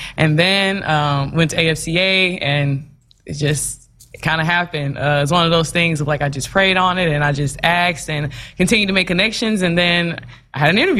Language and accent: English; Birmingham, Alabama, United States; moved away as an adult; also born or lived in Nashville, Tennessee / Beaumont, Texas; now in Lincoln, United States; Okay, well, I'm originally from Birmingham, Alabama, so I'm a long way from home.